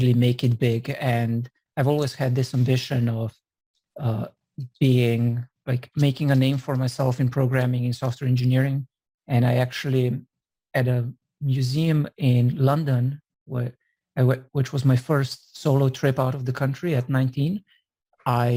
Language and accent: English; Slovenia; now in San Francisco, United States; I'm originally from Slovenia